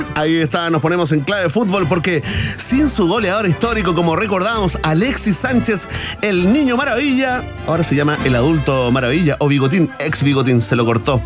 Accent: Chile; Soy chileno en el fondo

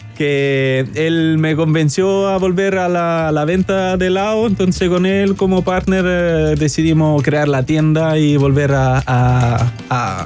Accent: Italy; moved away as an adult; also born or lived in Moscow, Russia; now in Chile; nací en Moscú, pero desde chiquitito hace eh, cuando tenía dos años, mi papá emigraron a Italia y ahí viví toda mi vida

